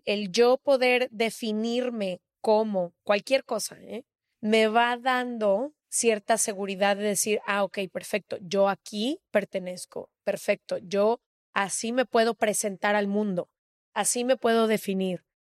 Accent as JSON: {"language": "Spanish", "country": "Mexico", "said": "yo porque soy mexicana"}